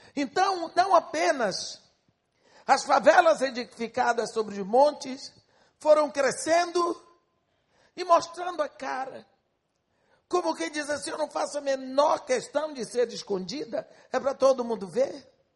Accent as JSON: {"language": "Portuguese", "country": "Brazil", "said": "eu sou brasileira"}